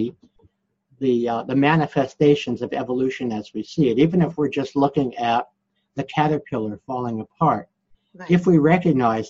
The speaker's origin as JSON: {"language": "English", "town": "New York City", "region": "New York", "country": "United States", "said": "I'm from Brooklyn, New York"}